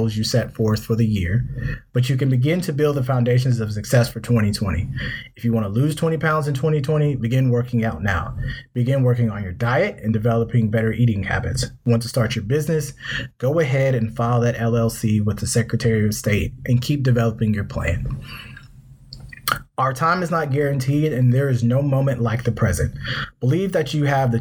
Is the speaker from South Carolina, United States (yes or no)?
yes; South Carolina, United States; I'm from South Carolina